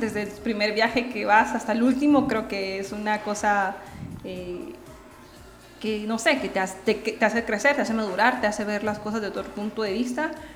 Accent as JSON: {"language": "Spanish", "country": "Guatemala", "said": "yo soy guatemalteca"}